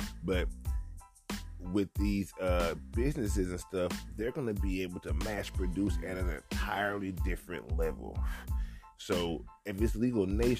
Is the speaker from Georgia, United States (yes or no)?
yes; Georgia, United States; moved away; I'm from Georgia.